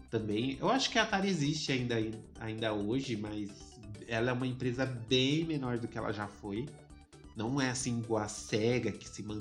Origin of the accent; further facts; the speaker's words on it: Curitiba, Paraná, Brazil; chegou a hora de eu mostrar que eu sou de Curitiba.